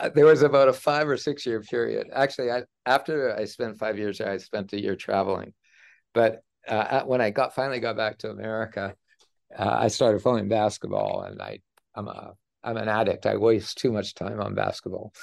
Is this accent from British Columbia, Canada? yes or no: no; Edmonton, Alberta, Canada; I grew up in Edmonton, Alberta